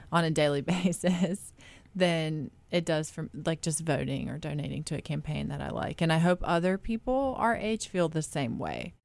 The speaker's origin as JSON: {"language": "English", "region": "North Carolina", "country": "United States", "tie": "born or raised there", "said": "I grew up in North Carolina"}